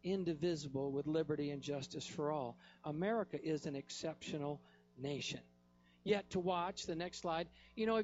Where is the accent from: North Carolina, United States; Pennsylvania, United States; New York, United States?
North Carolina, United States; I'm from North Carolina